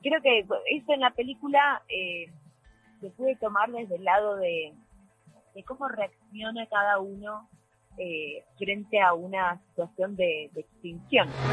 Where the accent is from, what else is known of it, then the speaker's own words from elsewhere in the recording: Argentina; Como argentinos